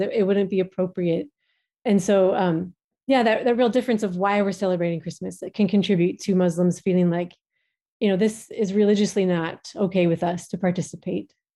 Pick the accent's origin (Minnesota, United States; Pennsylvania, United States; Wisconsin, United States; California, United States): Minnesota, United States; moved away as an adult; now in Djibouti; we are originally from Minnesota in the United States